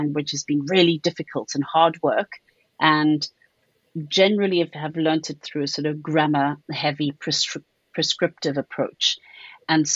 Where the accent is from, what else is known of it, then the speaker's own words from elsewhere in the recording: South Africa; accent: South African; now in United Kingdom; I don't have a British accent. I have a South African one.